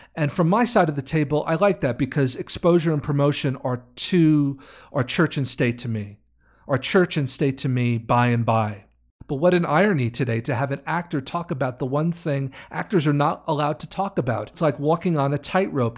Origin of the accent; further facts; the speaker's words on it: New York, United States; I'm from New York